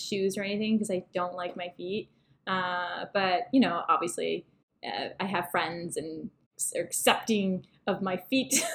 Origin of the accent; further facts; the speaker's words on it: Toronto, Ontario, Canada; also born or lived in Vancouver / Los Angeles; We're actually from Toronto